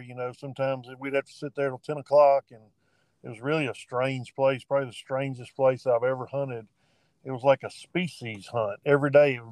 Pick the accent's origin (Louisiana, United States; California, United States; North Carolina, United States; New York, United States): Louisiana, United States; Northwest; also born or lived in Magnolia, Arkansas; I was born in Arkansas, Southwest Arkansas, Magnolia. Lived most of my life in Northwest Louisiana, where I currently reside